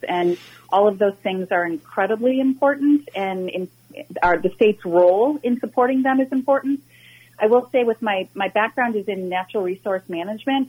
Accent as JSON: {"language": "English", "town": "Minnetonka", "region": "Minnesota", "country": "United States", "tie": "born or raised there", "said": "I was born and raised in Minnetonka and graduated from Hopkins High School"}